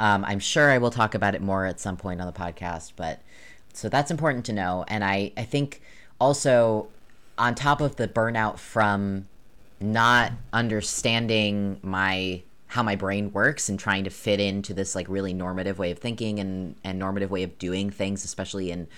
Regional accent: New York, United States; now in Maine, United States; I grew up in New York

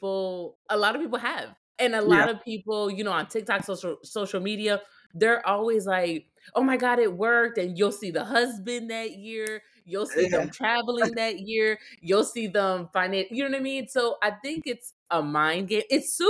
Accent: Puerto Rico; So I'm from Puerto Rico.

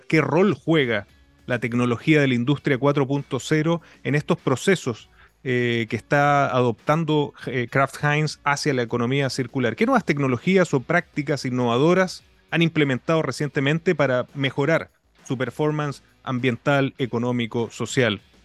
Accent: Chile; como latinoamericano, como chileno

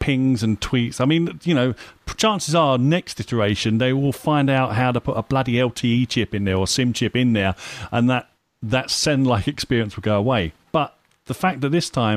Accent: United Kingdom; I'm British.

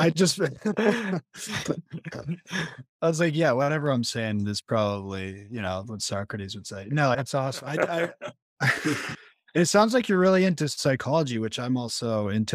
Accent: San Francisco Bay Area, California, United States; moved away as an adult; also born or lived in Los Angeles, United States / Colombia; I was born in the San Francisco Bay Area and then lived in LA for a while, then moved to Colombia. Now I'm back in California

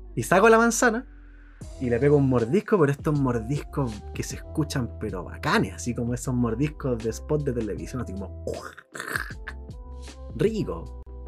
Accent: San Bernardo, Santiago Metropolitan Region, Chile; also born or lived in La Florida, Santiago; yo soy de allá, oriundo de San Bernardo, nacido y criado de San Bernardo

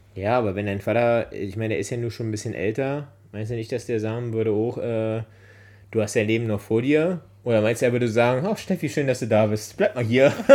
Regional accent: Berlin, Germany; Als gebürtiger Berliner

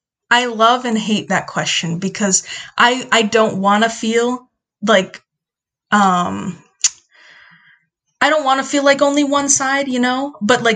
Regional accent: United States; So my dad is from Mexico and my mom is from the Philippines, but I was born here. So I technically like identify as Mexican Filipina American.

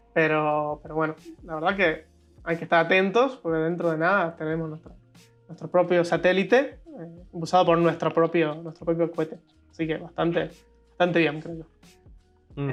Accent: Argentina; como argentino

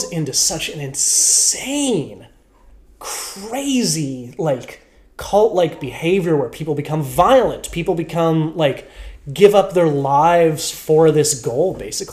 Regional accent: Canada; We're Canadian

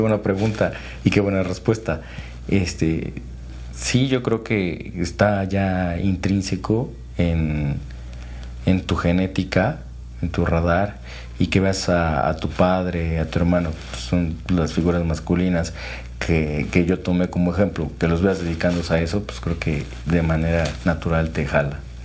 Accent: Tlaxcala, Mexico; also born or lived in Puebla; yo soy originario de Tlaxcala, y estudié allí en escuelas públicas la secundaria y la preparatoria

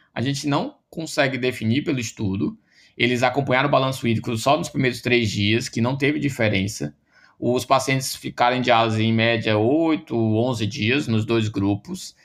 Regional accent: Ceará, Brazil; eu sou do Ceará, né, sou da UFC

